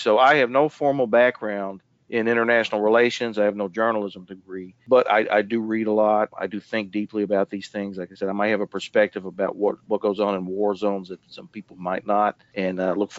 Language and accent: English; Lexington, Kentucky, United States; also born or lived in Jeffersontown, Kentucky; I was born in Jeffersontown in 1981. However, I moved to Lexington, the Lexington area, when I was about 7 years old.